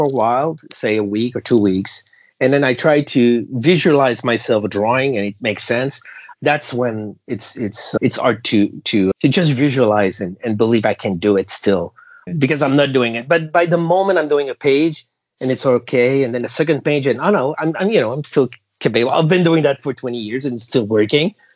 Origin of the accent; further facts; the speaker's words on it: Canada; as a Canadian to work for companies